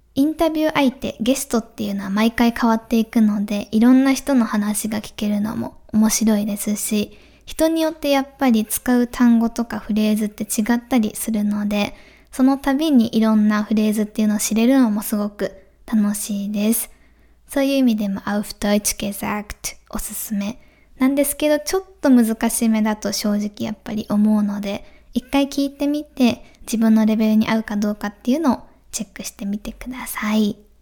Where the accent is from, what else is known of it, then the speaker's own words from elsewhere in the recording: Japan; first language Japanese; 日本語が母語